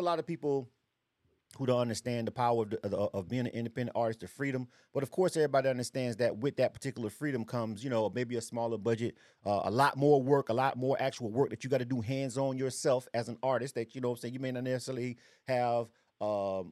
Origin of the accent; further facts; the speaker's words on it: Florida, United States; now in Atlanta, United States; I'm born and raised in Florida myself. I've been in Atlanta for a long time, but Florida's home for me